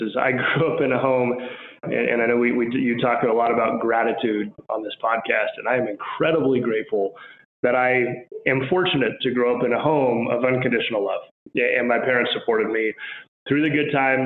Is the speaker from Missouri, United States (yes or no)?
no; Albuquerque, New Mexico, United States; also born or lived in Washington, D.C.; So I grew up in Albuquerque, New Mexico